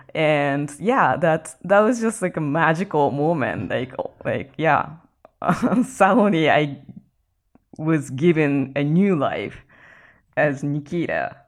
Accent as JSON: {"language": "English", "region": "Ibaraki", "country": "Japan", "tie": "born or raised there", "also_born_or_lived": "Texas, United States", "moved": "as an adult", "lives_now": "Los Angeles, United States", "said": "In my hometown, Ibaraki"}